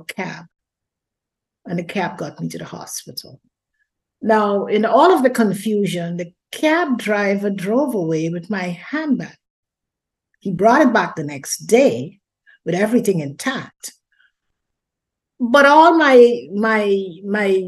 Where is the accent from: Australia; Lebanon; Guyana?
Guyana; moved away as an adult; also born or lived in London, United Kingdom; I was born in Guyana, South America, raised there, and got married